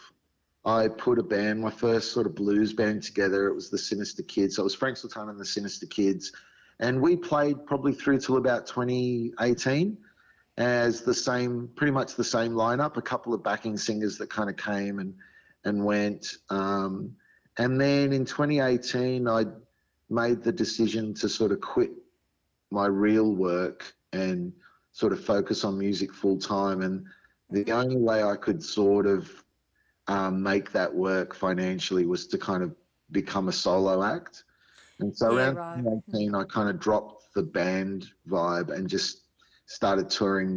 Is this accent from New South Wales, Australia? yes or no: yes; Sydney, New South Wales, Australia; I grew up in Sydney, so it was Western Sydney